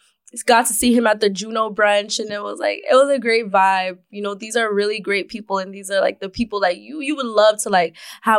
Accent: Scarborough, Ontario, Canada; I'm from Galloway.

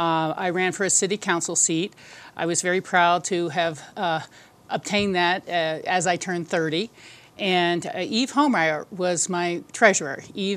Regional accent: Silver Spring, Maryland, United States; moved away as an adult; now in Aspen, United States; I think I may have had this inside me from growing up in the Washington, D.C. area. That's where I came from. I moved to Aspen in 1978, Silver Spring, Maryland.

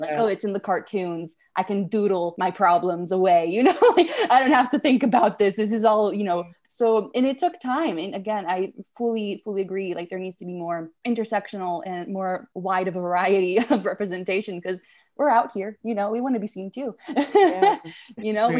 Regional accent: Italy; moved away; I grew up in Italy. So very different cultural context in the middle of the countryside, middle of nowhere.

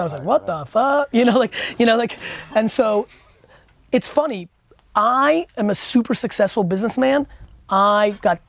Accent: Edison, New Jersey, United States; I grew up in Edison, New Jersey, good mixed culture. I'm 41

